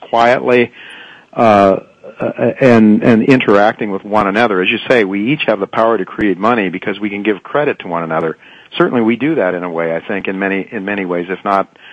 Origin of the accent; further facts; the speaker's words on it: Ohio, United States; I come from Ohio, and the group not far from where I live, there's quite an Amish community